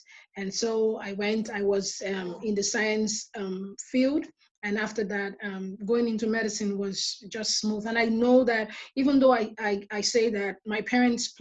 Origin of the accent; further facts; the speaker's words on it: Nigeria; moved away as an adult; now in Detroit, United States; growing up in Nigeria, one thing I liked about it was the community that we had